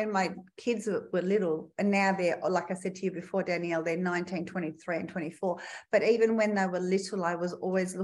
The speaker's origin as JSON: {"language": "English", "town": "Melbourne", "region": "Victoria", "country": "Australia", "tie": "born or raised there", "moved": "as an adult", "lives_now": "Perth, Australia", "said": "I grew up in Melbourne, Victoria"}